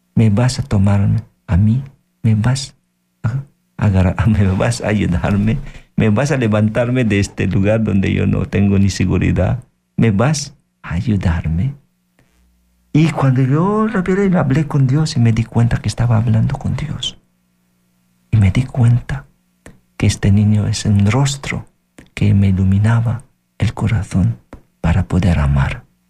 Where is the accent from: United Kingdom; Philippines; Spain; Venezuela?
Philippines; Spanish is a second language; moved away; En mi país, yo soy de Filipinas